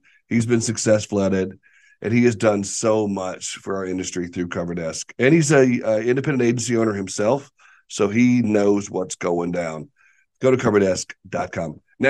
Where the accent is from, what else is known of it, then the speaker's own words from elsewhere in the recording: Arkansas, United States; See, I can't spell. I'm from Arkansas, but I can spell.